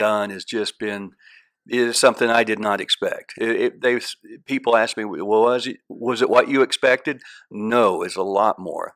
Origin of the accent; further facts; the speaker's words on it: Ponca City, Oklahoma, United States; also born or lived in Texas; Ponca City is certainly my hometown